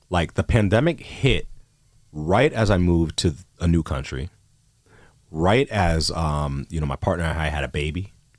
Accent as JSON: {"language": "English", "town": "New York City", "region": "New York", "country": "United States", "tie": "born or raised there", "also_born_or_lived": "College Park, Maryland / Miami / Chicago", "moved": "as an adult", "lives_now": "Toronto, Canada", "said": "I grew up in Queens, New York"}